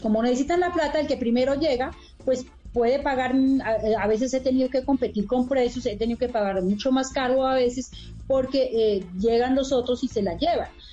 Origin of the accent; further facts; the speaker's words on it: mountains of Cauca, Colombia; moved away as an adult; now in Bogotá, Colombia; yo vengo de las montañas del Cauca a la ciudad de la capital, a Bogotá, a estudiar